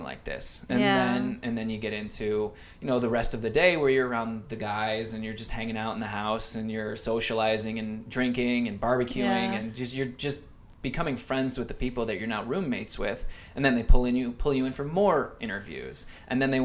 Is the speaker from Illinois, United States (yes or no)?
no; Phoenix, Arizona, United States; moved away as an adult; now in Los Angeles, United States; I grew up in Phoenix